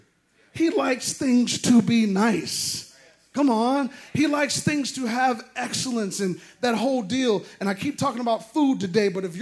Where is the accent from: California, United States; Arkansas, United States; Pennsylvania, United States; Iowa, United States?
Iowa, United States; moved away; that's where I'm from, that area. I'm actually from Iowa, but Nebraska.